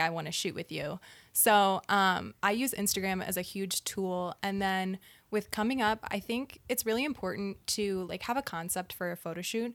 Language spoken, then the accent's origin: English; Naperville, Illinois, United States; also born or lived in Michigan; I grew up in Naperville, Illinois, a suburb of Chicago as well